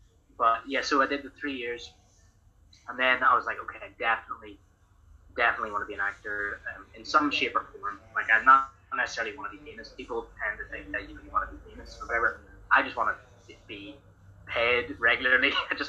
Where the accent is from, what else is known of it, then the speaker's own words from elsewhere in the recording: Ireland; I'm from Ireland.